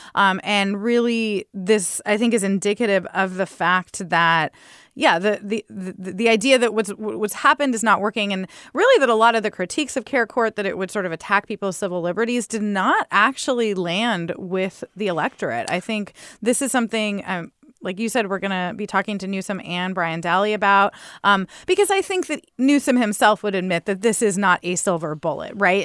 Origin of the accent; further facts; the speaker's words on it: San Diego, California, United States; I grew up near Miramar Air Force Base